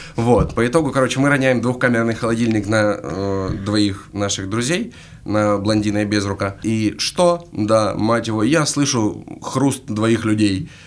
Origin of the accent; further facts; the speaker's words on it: Krasnodar, Krasnodar Krai, Russia; из Пашковки